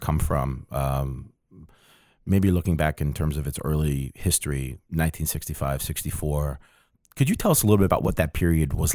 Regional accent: New Jersey, United States; I am from New Jersey

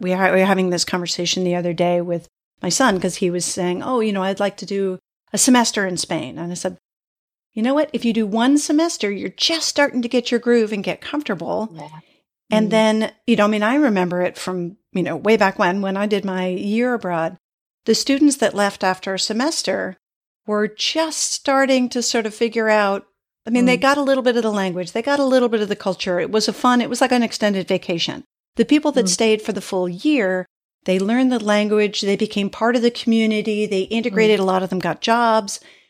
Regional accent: East Coast, United States; which is also not where I'm from. I grew up on the East Coast of the US. So it also feels like a foreign place.

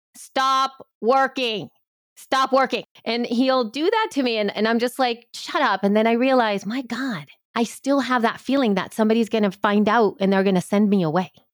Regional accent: El Salvador; now in United States; I've always identified as somebody from El Salvador

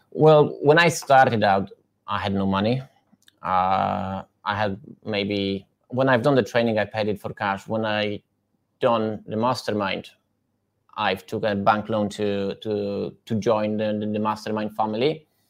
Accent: Poland; English is a second language; moved away as an adult; now in United Kingdom; I come from Poland in 2014

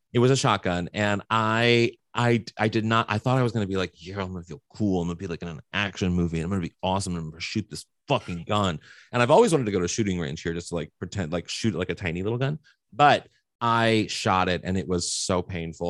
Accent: Missouri, United States; moved away; also born or lived in New York; I'm from Missouri

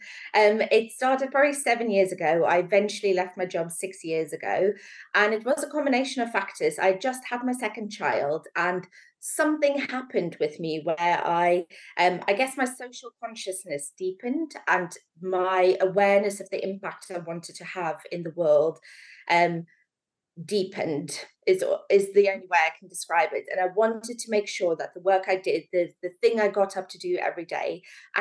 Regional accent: South Africa; moved away as an adult; also born or lived in Manchester / London; now in Stockport, United Kingdom; I grew up in beautiful South Africa, right near the beach.

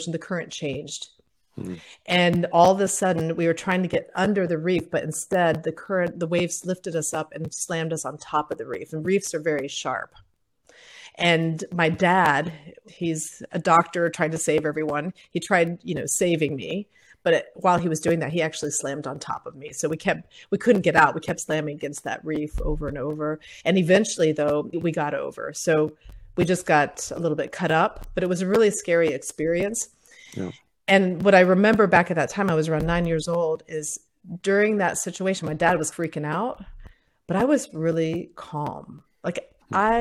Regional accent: Ohio, United States; also born or lived in Puerto Rico; I was in school in Ohio

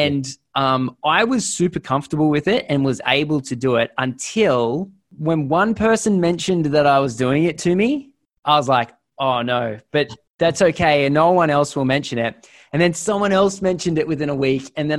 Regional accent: Australia; But then maybe it's because we're Australian, but we're always a little bit scared.

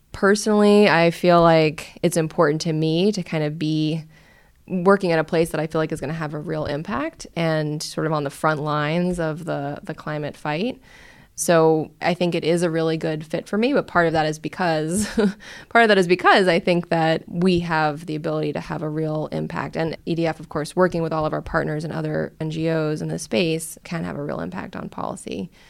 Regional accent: New York City, New York, United States; I grew up in New York City, in Brooklyn. So I'm sort of a city girl at heart

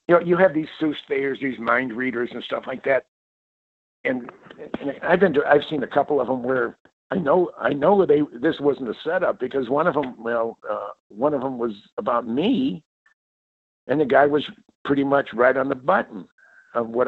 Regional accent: Mountain View, California, United States; I grew up in the Mountain View, Los Alamos area of the Bay Area, Silicon Valley

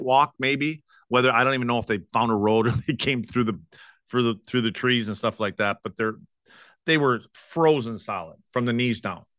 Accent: Wisconsin, United States; moved away; my hometown up in Wisconsin

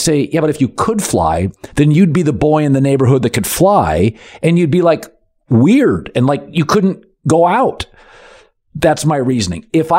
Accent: Seattle, Washington, United States; I don't even like being on the Space Needle. I'm from Seattle.

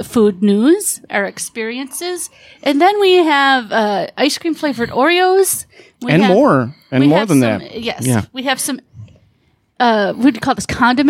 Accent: Michigan, United States; moved away; We used to have White Castles growing up because I'm from Michigan and they were more prevalent than here.

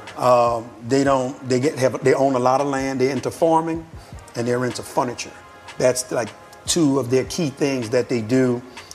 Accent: New Orleans, Louisiana, United States; moved away as an adult; I'm from New Orleans

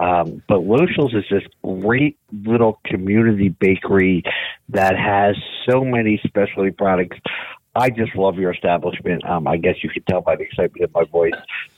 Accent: Bristol Township, Pennsylvania, United States; I grew up in Bristol Township

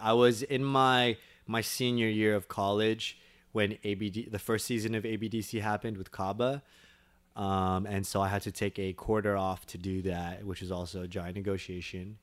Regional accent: Torrance, California, United States; Born and raised in Torrance, California

